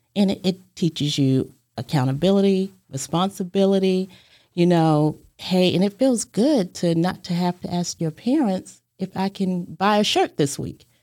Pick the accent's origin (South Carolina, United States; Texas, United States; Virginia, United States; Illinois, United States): Virginia, United States; Hampton; moved away as an adult; also born or lived in New York; now in Chattanooga, United States; I was born in Hampton, Virginia, and I grew up there.